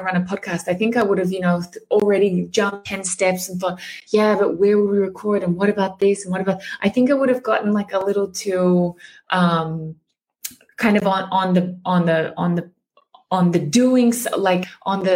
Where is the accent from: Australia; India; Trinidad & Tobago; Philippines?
Australia; moved away as an adult; also born or lived in Germany / Japan; I'm Australian. I lived 8 years in Germany, but I specialize also in the Japanese market. You know, I've been in Japan for like a similar amount of time